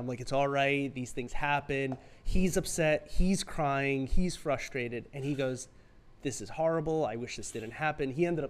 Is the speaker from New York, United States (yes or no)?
yes; New York City, New York, United States; also born or lived in Rockland County, New York; a New Yorker. I grew up in Flushing, Queens, lived in Rockland County, New York City, went to school in the city, Lexington and 24th, right?